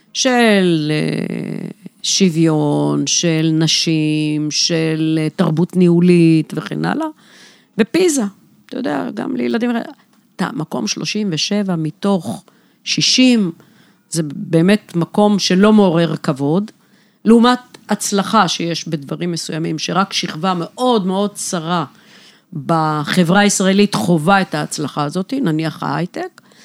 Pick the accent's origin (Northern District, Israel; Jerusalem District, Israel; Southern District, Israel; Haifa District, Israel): Southern District, Israel; Beersheba; גדלתי, גדלתי בבאר שבע, בשכונה ד'